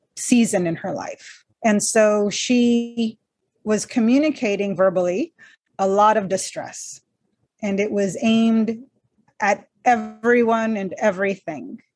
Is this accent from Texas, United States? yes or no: yes; Texas-Mexico border, United States; I'm Mexican American. Grew up on the Texas Mexico border